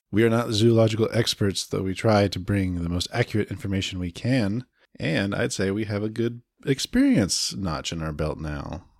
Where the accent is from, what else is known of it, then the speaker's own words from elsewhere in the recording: Jacksonville, Florida, United States; moved away as an adult; now in Seattle area, United States; back in our hometown